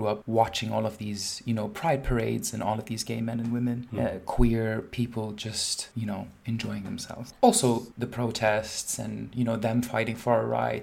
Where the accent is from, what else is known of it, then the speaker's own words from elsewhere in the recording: Dubai, United Arab Emirates; moved away; growing up in Dubai and growing up in a Muslim family